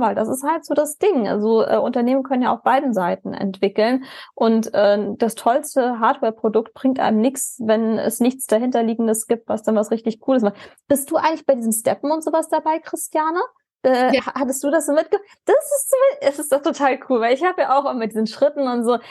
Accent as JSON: {"language": "German", "country": "Germany", "said": "als Deutsche"}